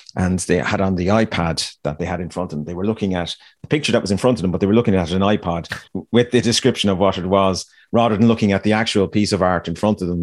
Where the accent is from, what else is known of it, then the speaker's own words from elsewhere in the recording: Ireland; me growing up in Ireland